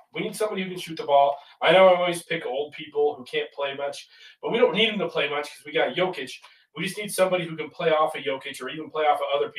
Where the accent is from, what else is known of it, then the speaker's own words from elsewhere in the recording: United States; I'm an American.